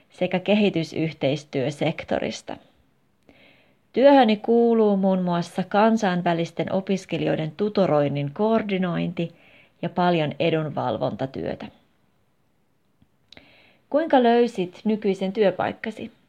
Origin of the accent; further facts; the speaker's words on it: Hungary; Finnish is a second language; moved away as an adult; now in Finland; ja olen kotoisin Unkarista. Olin 19-vuotias, kun tulin Suomeen vuodeksi, mutta en sitten koskaan lähtenytkään, vaan hain yliopistoon Suomessa.